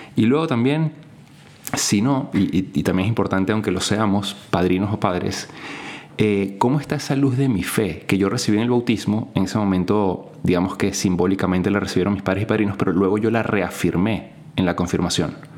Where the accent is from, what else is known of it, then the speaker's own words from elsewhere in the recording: Venezuela; en mi país, en Venezuela